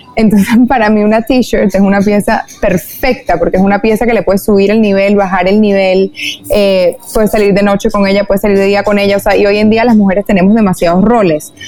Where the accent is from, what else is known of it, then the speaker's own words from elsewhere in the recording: Venezuela; also born or lived in New York; en mi país, en Venezuela